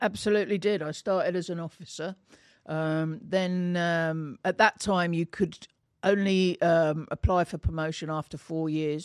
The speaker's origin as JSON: {"language": "English", "town": "Bedford", "region": "East of England", "country": "United Kingdom", "tie": "born or raised there", "said": "I grow, grew up in, um, a town called Bedford"}